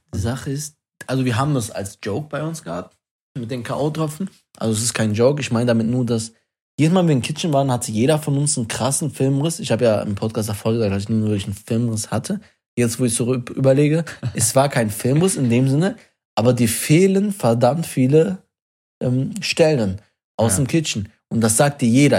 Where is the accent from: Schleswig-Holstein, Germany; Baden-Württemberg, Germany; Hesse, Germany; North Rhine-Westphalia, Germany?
North Rhine-Westphalia, Germany; Wuppertal